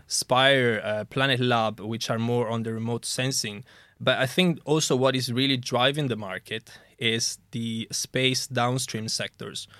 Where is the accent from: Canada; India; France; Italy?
Italy; moved away as an adult; also born or lived in Germany / Coventry, United Kingdom; now in United Kingdom; I'm originally from Italy